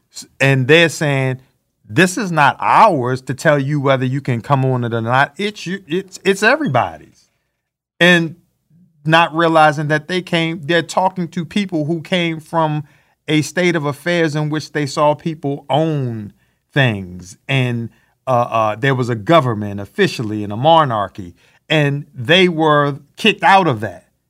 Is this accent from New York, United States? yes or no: no; Baltimore, Maryland, United States; growing up in Baltimore, Maryland